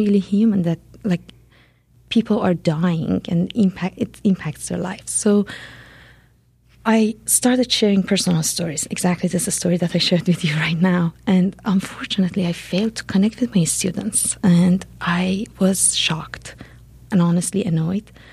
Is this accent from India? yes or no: no; Iran; moved away as an adult; now in United States; I'm originally from Iran. I came to U.S. in 2003 as a grad student